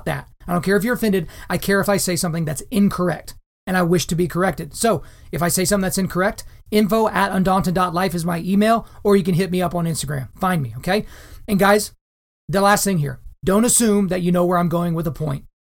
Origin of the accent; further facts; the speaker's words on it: Lawton, Oklahoma, United States; I grew up in a surprisingly diverse town in Southwest Oklahoma.